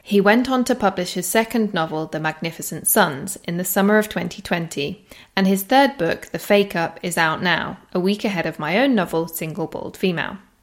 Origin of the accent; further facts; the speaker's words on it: Shepley, Yorkshire and the Humber, United Kingdom; I'm from Shepley